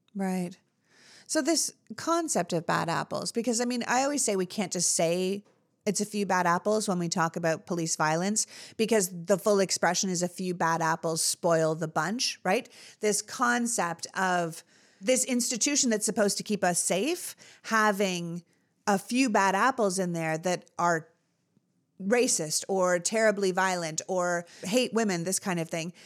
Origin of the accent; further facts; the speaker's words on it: Canada; now in United States; I grew up in Canada.